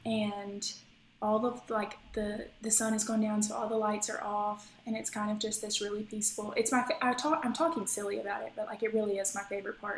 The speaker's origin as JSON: {"language": "English", "region": "Mississippi", "country": "United States", "said": "we are from Mississippi, and we are as Mississippi as it comes when it comes to our roots. So our great-grandfather was a dairy farmer"}